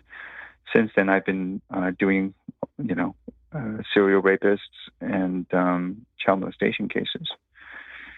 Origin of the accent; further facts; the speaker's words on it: Los Angeles, California, United States; I grew up in Echo Park during the 1980s